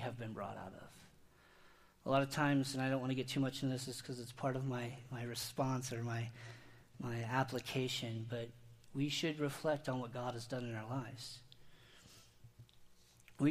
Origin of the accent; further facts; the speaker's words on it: Indiana, United States; I grew up in Indiana, and I was surrounded by cornfields, wheat fields, bean fields